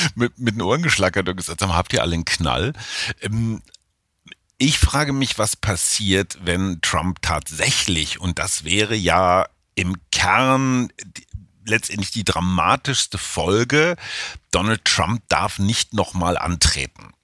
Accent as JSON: {"language": "German", "country": "Germany", "lives_now": "Berlin, Germany", "said": "als Deutsche"}